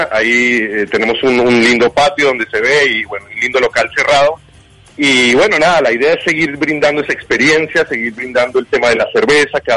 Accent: Colombia; now in Uruguay; yo soy colombiano, hace 15 años vivo en este hermoso país y he visto la evolución de cero

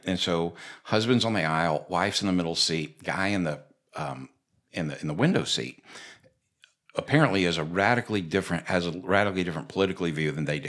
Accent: Florida, United States; when I was a kid growing up in Florida

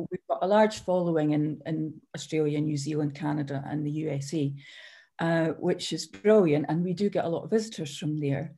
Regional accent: Edinburgh, Scotland, United Kingdom; also born or lived in Fife; I was born in Edinburgh

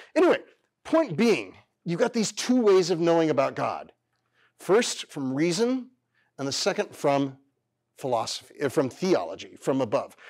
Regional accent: Fresno County, California, United States; I'm a California native, born and raised. My family are farmers, uh, and school teachers, uh, and I grew up in Fresno County, California

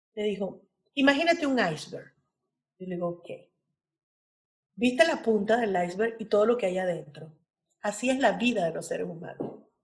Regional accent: Caracas, Capital District, Venezuela; mi adolescencia transcurrió en el Pedagógico de Caracas

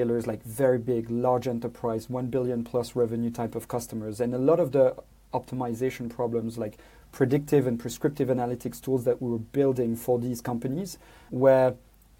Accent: Brussels, Brussels-Capital Region, Belgium; moved away as an adult; also born or lived in London, United Kingdom; I grew up in Belgium, Brussels, until I was 18, and then I moved to the UK to do my studies.

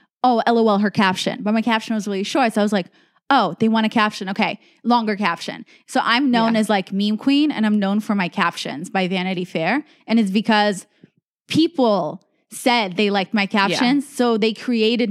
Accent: United States; I was like foreign growing up in America.

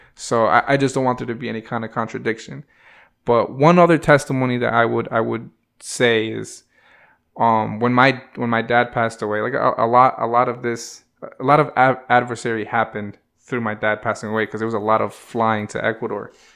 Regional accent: New Haven, Connecticut, United States; from New Haven

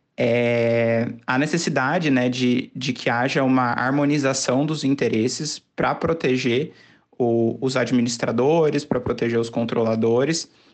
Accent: Campinas, São Paulo, Brazil; eu sou de Campinas

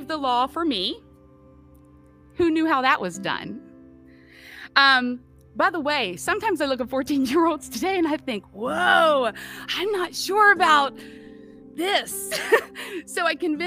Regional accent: West Virginia, United States; moved away; I was born and raised in West Virginia

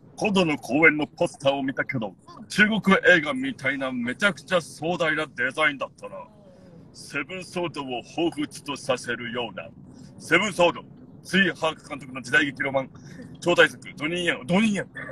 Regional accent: Yomitan, Okinawa, Japan; 読谷出身なんで

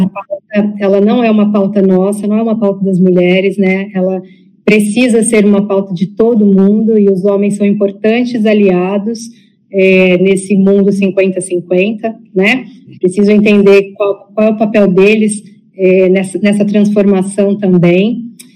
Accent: São Paulo, Brazil; moved away as an adult; also born or lived in Amazon; Ao mesmo tempo que eu nasci em São Paulo, sou filha de pais nordestinos

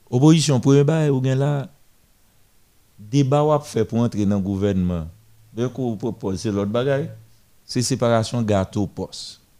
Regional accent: Guinea; Je viens de Guinée, je suis bon temps en Guinée

